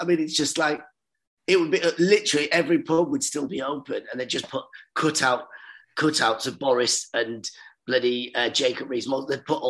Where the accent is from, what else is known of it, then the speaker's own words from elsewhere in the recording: Ahvaz, Khuzestan, Iran; also born or lived in Ireland; now in London, United Kingdom; we're from Iran. Well, that's where I was born, in Iran.